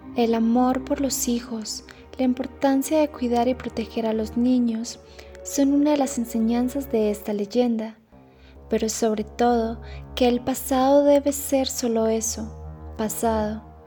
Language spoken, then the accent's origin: Spanish; Paisa region, Colombia; la identidad que nos representa como paisas